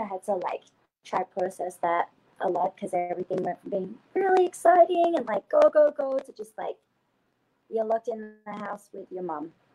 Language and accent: English; Canberra, Australian Capital Territory, Australia; moved away as an adult; also born or lived in Sydney; I'm from Canberra, Australia, which is actually the capital of Australia.